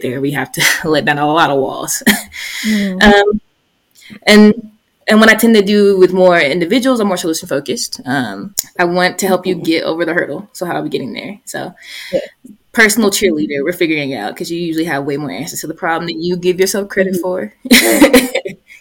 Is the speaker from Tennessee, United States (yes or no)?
no; Columbus, Georgia, United States; my hometown, I'm from Columbus, Georgia